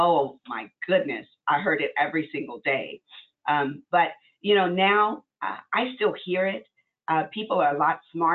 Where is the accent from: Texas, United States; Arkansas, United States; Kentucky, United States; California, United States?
Arkansas, United States; I'm from Arkansas, so I mean, very racist kind of place we grew up